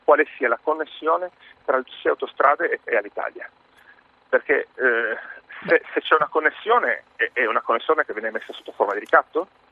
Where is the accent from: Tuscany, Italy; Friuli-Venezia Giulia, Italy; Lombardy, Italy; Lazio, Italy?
Friuli-Venezia Giulia, Italy; Trieste; sono triestino